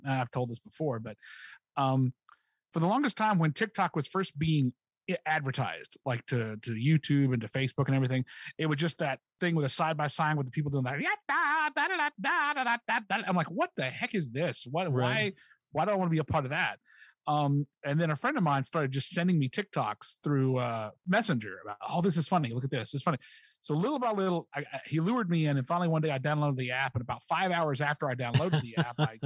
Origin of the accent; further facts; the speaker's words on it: Charleston, West Virginia, United States; The first church I was ever a part of was Village Chapel in Kanawha City, West Virginia, which is Kanawha City, just outside of Charleston. It's part of Charleston